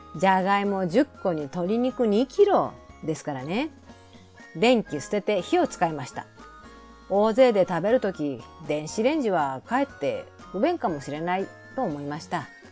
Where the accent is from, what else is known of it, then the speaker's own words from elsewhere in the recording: Osaka, Japan; 地元大阪のゲストハウスで働いてきました